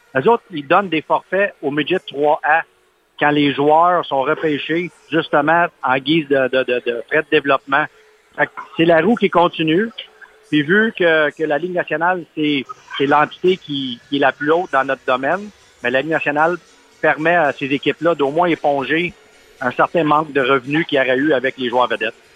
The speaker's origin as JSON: {"language": "French", "area": "Abitibi", "region": "Quebec", "country": "Canada", "tie": "born or raised there", "moved": "yes", "said": "quand j'ai été élevé en Abitibi"}